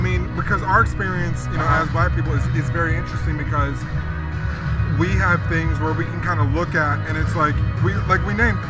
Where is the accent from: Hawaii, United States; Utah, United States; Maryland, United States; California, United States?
Hawaii, United States; now in Phoenix, United States; So I grew up in Hawaii